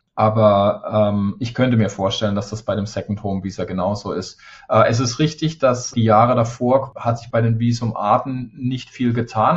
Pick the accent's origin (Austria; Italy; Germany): Germany; moved away; fühle ich mich hier fast mehr zu Hause als, als in meiner Heimat